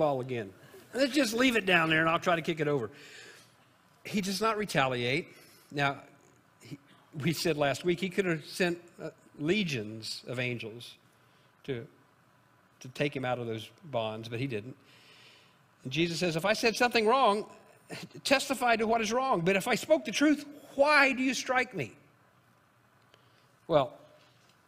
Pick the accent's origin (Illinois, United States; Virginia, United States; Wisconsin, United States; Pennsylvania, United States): Illinois, United States; moved away; my home state of Illinois